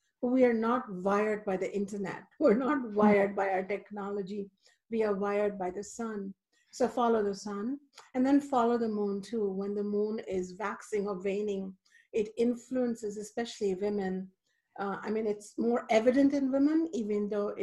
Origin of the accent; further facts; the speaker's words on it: India; moved away; I grew up in India where the divine feminine is still alive